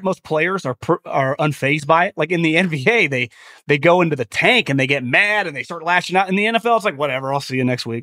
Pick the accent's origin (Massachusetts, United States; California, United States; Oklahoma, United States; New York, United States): California, United States; Northern; I'm from Northern California